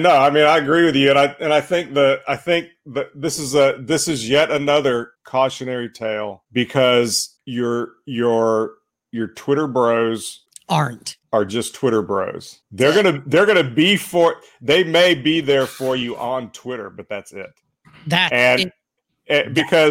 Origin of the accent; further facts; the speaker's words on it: Northeast Alabama, United States; I grew up in Northeast Alabama and not too far from a place called Sand Mountain